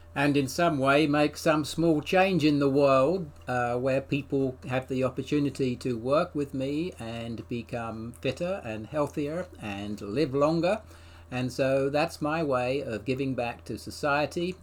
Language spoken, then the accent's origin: English; England, United Kingdom; now in United States; I'm an Englishman